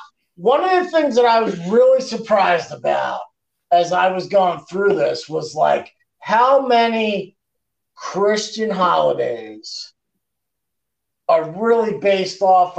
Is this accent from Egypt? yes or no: no; Canada; I'm from Canada, man.